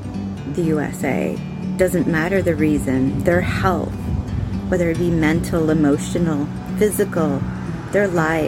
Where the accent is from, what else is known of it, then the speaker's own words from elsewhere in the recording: Canada; As a Canadian